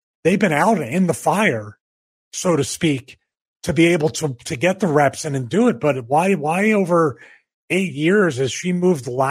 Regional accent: Philadelphia, Pennsylvania, United States; accent: Philly; my Philly accent

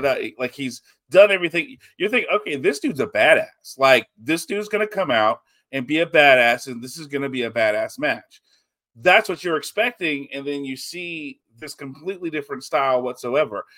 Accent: Texas, United States; we're Texan

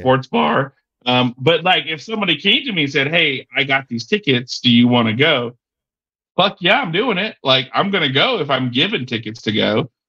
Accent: Texas, United States; It's here in my hometown.

